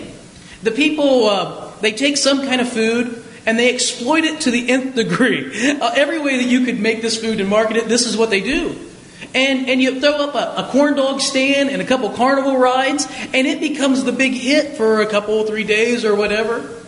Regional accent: Springfield, Ohio, United States; I grew up in Springfield, Ohio, which is a city a lot like Youngstown

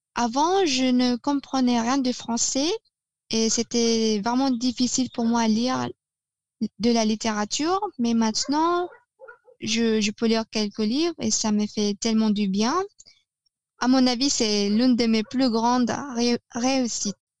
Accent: Negros Oriental, Philippines; first language Tagalog; French is a second language; now in Cavite, Philippines; je suis en fait d'origine négro-orientale, qui se trouve au centre des Philippines

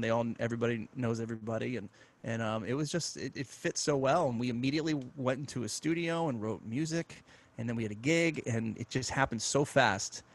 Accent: Pittsburgh, Pennsylvania, United States; moved away; also born or lived in Michigan; started playing piano when I grew up in Pittsburgh at about five

